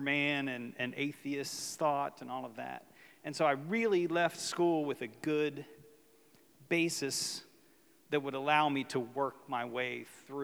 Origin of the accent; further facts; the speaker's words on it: West Virginia, United States; moved away as an adult; also born or lived in Ocean City; when I was young, I grew up in West Virginia